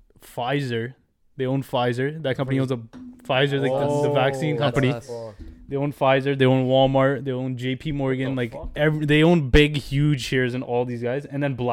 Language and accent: English; Canada; As Canadians, this is from as a Canadian